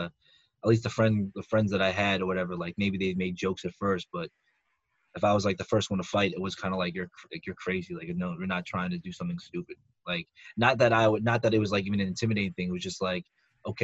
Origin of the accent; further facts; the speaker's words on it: Northeast, United States; we're from the Northeast